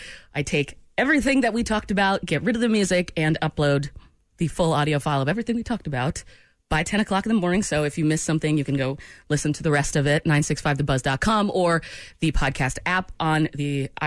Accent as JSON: {"language": "English", "region": "Maine", "country": "United States", "tie": "born or raised there", "moved": "yes"}